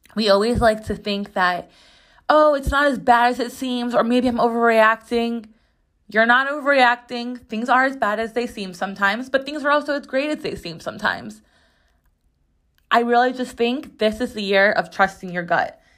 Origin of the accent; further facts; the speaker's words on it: Chicago, Illinois, United States; now in New York City, United States; I grew up in Chicago